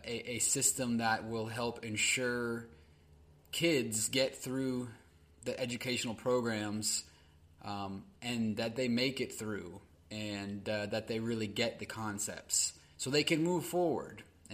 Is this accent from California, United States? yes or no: yes; California, United States; my home state, California